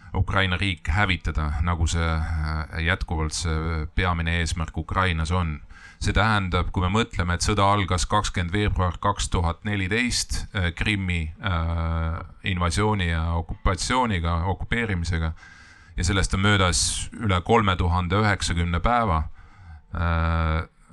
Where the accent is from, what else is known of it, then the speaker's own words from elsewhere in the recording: Estonia; me oleme eestlased ja me võitleme oma kodumaa eest